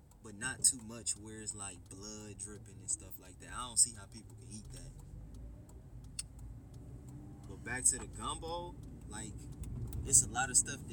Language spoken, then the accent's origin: English; New Orleans, Louisiana, United States; moved away; I was raised in New Orleans